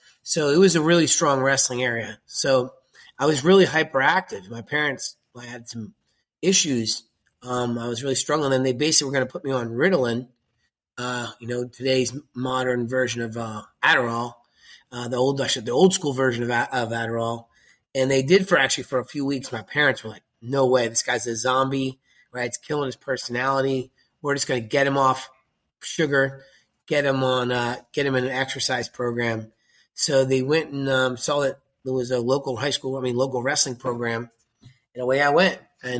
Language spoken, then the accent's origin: English; Phillipsburg, New Jersey, United States; also born or lived in Akron, Ohio / Pennsylvania; Well, I was born in Akron, Ohio, but I really grew up in Western Pennsylvania and Western New Jersey and Eastern Pennsylvania. So that's where I ended up going to high school. I went to high school in a little town called Phillipsburg, New Jersey.